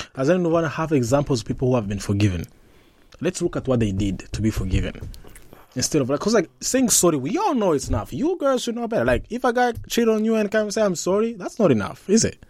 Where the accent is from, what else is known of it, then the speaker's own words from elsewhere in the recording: Rwanda; I'm from Rwanda